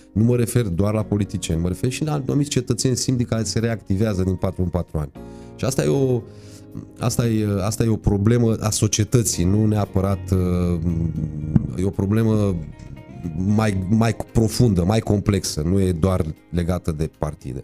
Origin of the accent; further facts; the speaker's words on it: Târgu Mureș, Mureș County, Romania; M-am născut la Târgu Mureș și exact n-am stat niciodată în Râciu. Am stat în Târgu Mureș